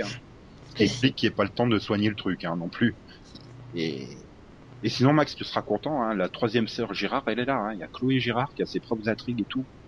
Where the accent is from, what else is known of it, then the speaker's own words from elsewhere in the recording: Lorraine, Grand Est, France; accent: Lorrain; mon accent lorrain